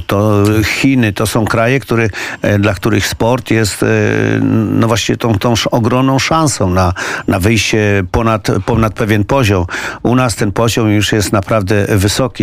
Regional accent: Poland; jestem z Polski.

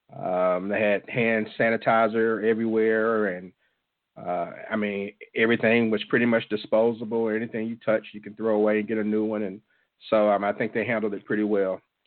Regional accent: Jackson, Mississippi, United States; my hometown of Jackson, Mississippi

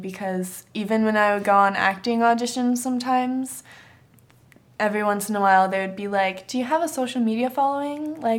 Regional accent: East Coast, United States; now in Los Angeles, United States; since I'm from the East Coast

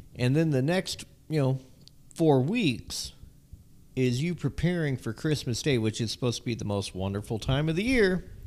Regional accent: Southern California, United States; I'm from Southern California.

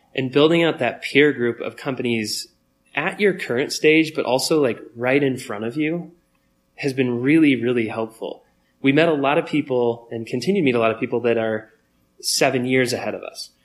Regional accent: Longmont, Colorado, United States; we grew up in Longmont, Colorado

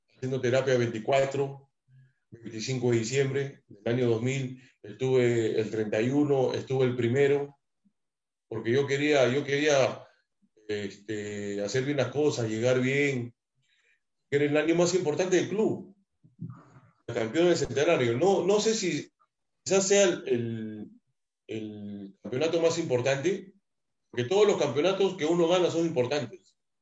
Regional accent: Lima, Peru; also born or lived in Jesús María, Lima / Mexico; yo nací en Jesús María, me crié en Matute, al frente de la Tribuna

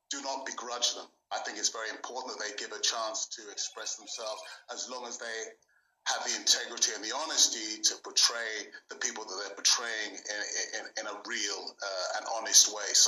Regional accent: England, United Kingdom; as an African, as an Englishman

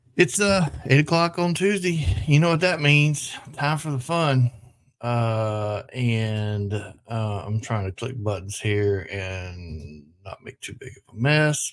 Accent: the South, United States; I'm from the South

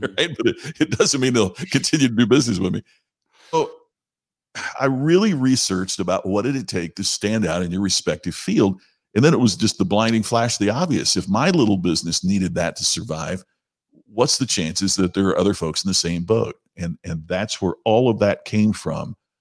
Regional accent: Crothersville, Indiana, United States; where I grew up, Crothersville, Indiana is, is my hometown.

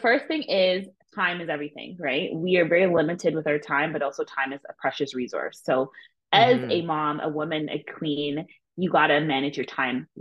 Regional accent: Ontario, Canada; my hometown of Ontario

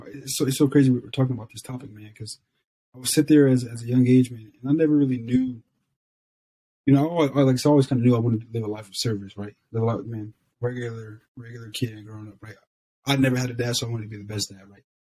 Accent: Ohio, United States; moved away as an adult; also born or lived in Southern California / Texas; I'm just kid from Ohio

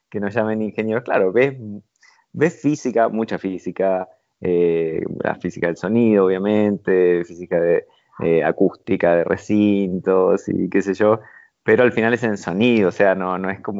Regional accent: Mar del Plata, Buenos Aires Province, Argentina; also born or lived in Rivera; Rivera, un pueblito muy, muy, muy chiquitito, en, la provincia de Buenos Aires. Después, a los seis años, nos mudamos a, Mar del Plata, ya una ciudad más grande.

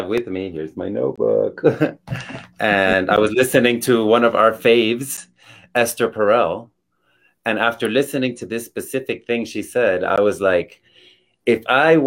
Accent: Miami, Florida, United States; moved away as an adult; now in Colorado Springs, United States; I was born in Miami, Florida. And I just moved to Colorado Springs last year. So for the first 40 something years of my life, I've only been a Florida native

